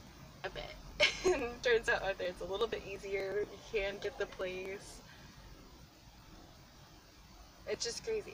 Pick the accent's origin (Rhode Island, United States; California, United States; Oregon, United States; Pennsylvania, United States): Oregon, United States; Portland; moved away as an adult; now in New York City, United States; I grew up in Portland, Oregon